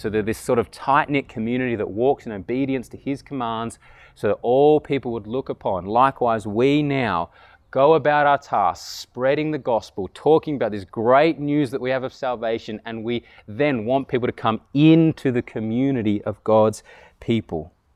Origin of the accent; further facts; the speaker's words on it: Canberra, Australian Capital Territory, Australia; I grew up here in Tuggeranong and went 22 years without ever really hearing the gospel